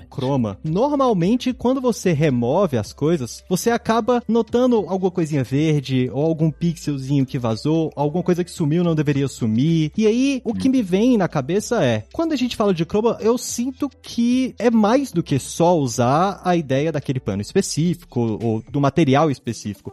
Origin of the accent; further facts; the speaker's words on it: Brasília, Federal District, Brazil; Eu mesmo sou de Brasília